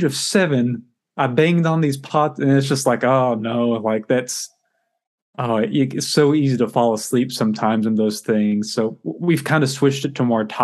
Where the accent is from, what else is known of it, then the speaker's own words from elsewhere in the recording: Paris, Texas, United States; Paris, Texas.